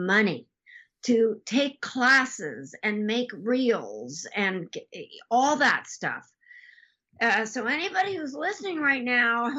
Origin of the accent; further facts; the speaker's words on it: San Francisco, California, United States; we grew up together in San Francisco